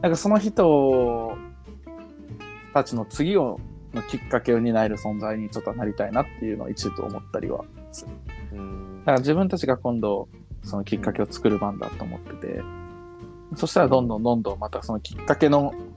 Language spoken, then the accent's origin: Japanese; Asago, Hyogo, Japan; moved away as an adult; 岩柘、まあ、僕の実家の住所も岩柘